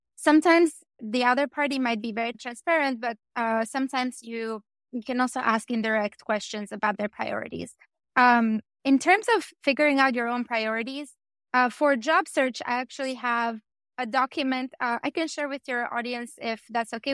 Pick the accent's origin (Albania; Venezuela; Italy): Albania; I come from Albania